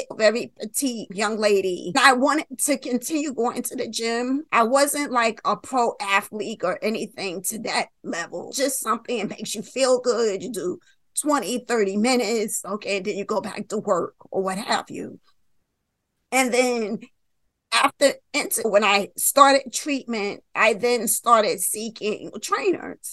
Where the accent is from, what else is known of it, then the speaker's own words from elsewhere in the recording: New York, United States; I'm from New York